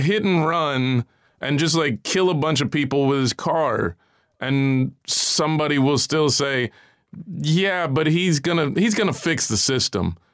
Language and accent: English; United States; I feel a little inferior as an American